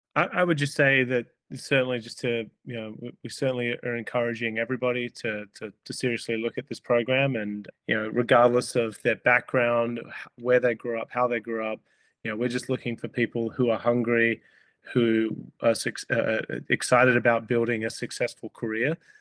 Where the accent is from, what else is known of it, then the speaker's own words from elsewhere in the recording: Australia; moved away as an adult; now in Minneapolis, United States; I grew up in Australia